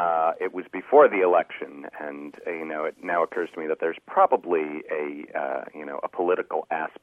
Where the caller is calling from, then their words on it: Aurora, Illinois, United States; I'm calling from Aurora, Illinois.